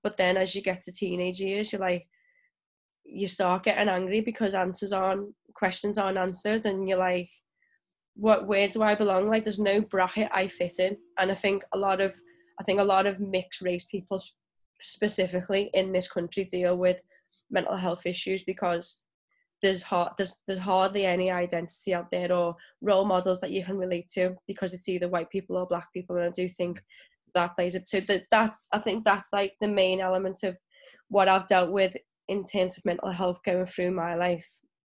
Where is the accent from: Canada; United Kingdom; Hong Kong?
United Kingdom; England; also born or lived in Ukraine / Ghana; so I'm mixed race and then my mum's white, my dad is black. And I grew up in England, the Ukraine and Ghana.